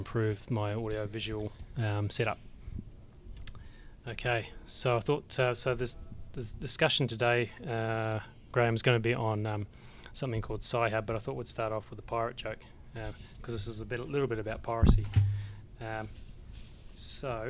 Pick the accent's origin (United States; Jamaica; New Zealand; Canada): New Zealand; I remember growing up in the Shaky Islands myself